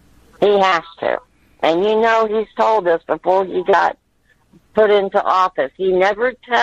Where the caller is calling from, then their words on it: Florida, United States; I'm from Florida.